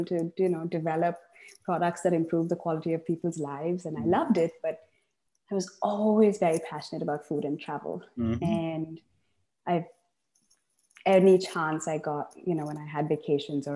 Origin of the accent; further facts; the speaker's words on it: Chennai, Tamil Nadu, India; moved away as an adult; also born or lived in United States; now in Seattle, United States; I grew up in Chennai, in the south of India